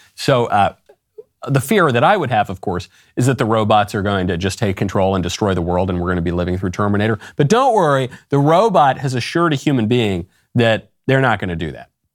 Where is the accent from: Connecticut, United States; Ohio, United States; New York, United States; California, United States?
New York, United States; I grew up in New York